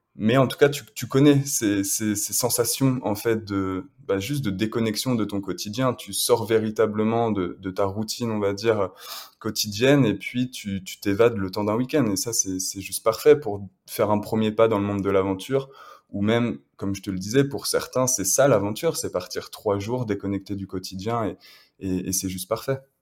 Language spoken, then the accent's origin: French; Le Mans, Pays de la Loire, France; je suis originaire du Mans à l'origine, j'ai grandi là-bas